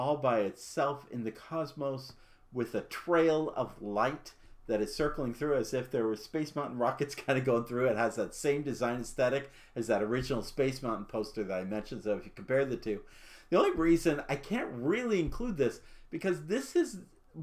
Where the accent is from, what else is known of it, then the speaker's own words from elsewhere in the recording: Arizona, United States; I am from Arizona, and so I have a great pride for my home state